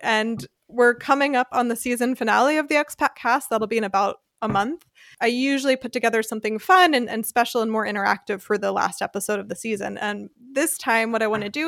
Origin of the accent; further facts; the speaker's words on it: United States; now in Germany; i'm white English speaking from the United States